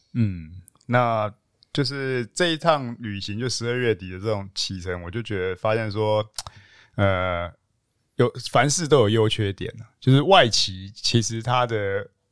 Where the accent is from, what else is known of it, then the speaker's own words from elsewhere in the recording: Taichung, Taiwan; 可是对我们是台中人很少去台北人